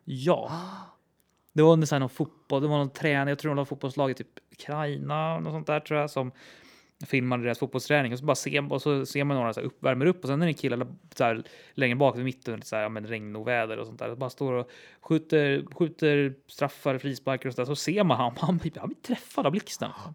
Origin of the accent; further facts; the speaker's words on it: Täby, Stockholm County, Sweden; det hus där jag växte upp i Täby